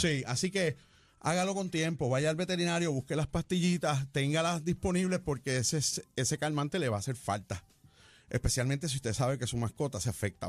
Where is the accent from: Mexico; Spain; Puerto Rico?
Puerto Rico; Morovis; now in Salinas, Puerto Rico; yo soy un jíbaro, de Morovi, yo soy jíbaro de playa, yo imagínate, de Morovi viviendo en Salinas